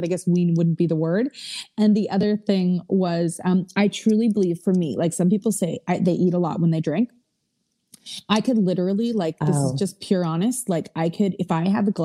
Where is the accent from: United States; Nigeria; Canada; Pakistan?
Canada; we're Canadian